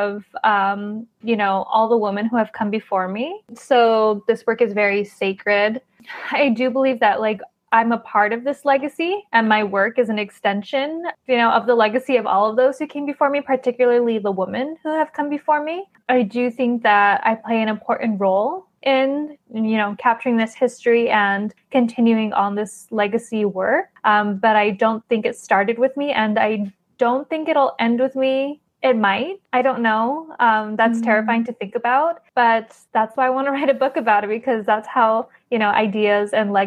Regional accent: United States; I'm that girl from America, that that great grand niece from America coming to visit

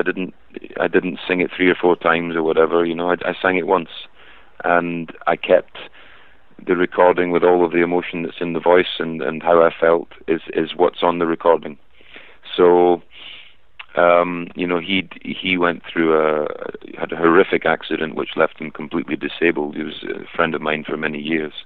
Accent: Scotland, United Kingdom; I'm Scottish.

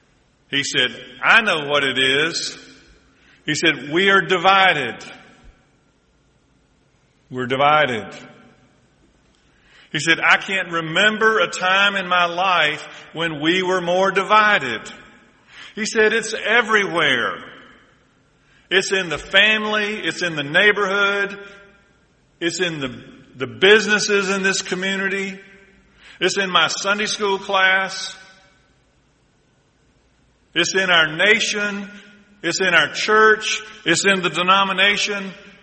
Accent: Deep South, United States; And I'm from the Deep South, although they tell me I'm losing my accent.

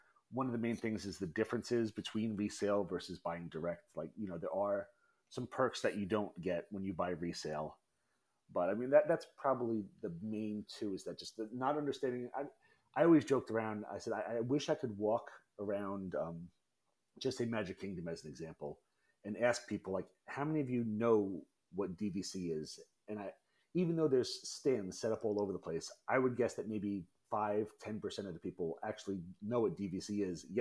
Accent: Long Island, New York, United States; I was born and raised in Long Island

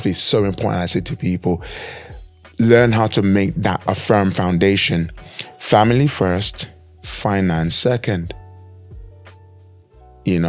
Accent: Nigeria; moved away; we come from Nigeria, and there was time, many of us in Nigeria growing up, we didn't have lots of money at all

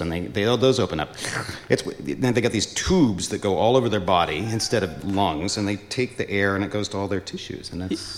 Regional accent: Seattle, Washington, United States; moved away as an adult; also born or lived in Boston; I hail from Seattle

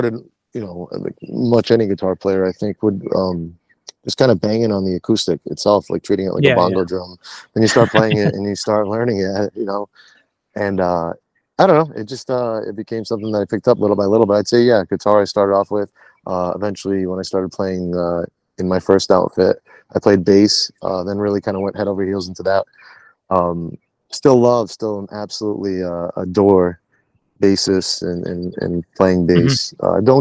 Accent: Warren, Rhode Island, United States; I'm born and raised in Warren, Rhode Island

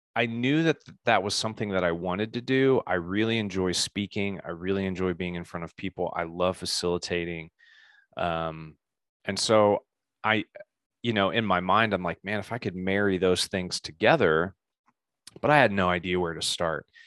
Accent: Indianapolis, Indiana, United States; also born or lived in Bloomington, Indiana / Colorado; Spent most of my time in Indianapolis, grew up in the same

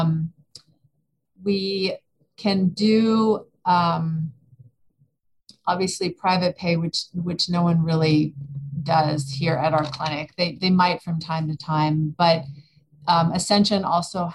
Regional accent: California, United States; now in Austin, United States; I am originally from California, but I've lived in Austin more than half my life

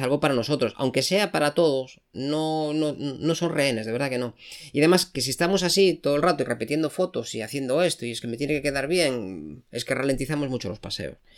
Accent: A Coruña, Galicia, Spain; Yo soy de Coruña.

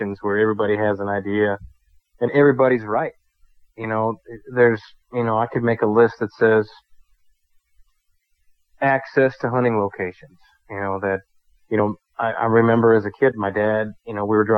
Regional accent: Wisconsin, United States; now in North Dakota, United States; here in North Dakota, it's not where I'm from Wisconsin

